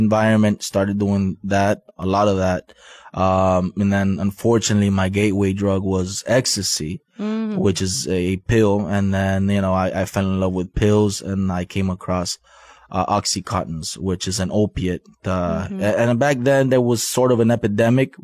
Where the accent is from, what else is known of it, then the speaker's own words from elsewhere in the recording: Miami, Florida, United States; also born or lived in Guatemala; I was born in Guatemala. I was brought to Miami at the age of 5 with my parents